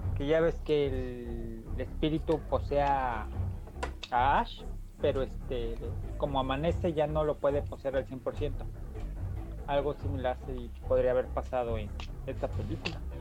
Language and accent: Spanish; Mexico; somos mexicanos